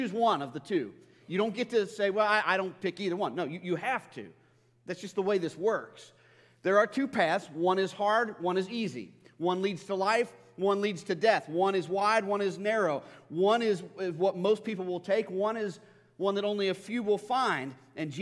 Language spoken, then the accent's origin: English; United States; American Christians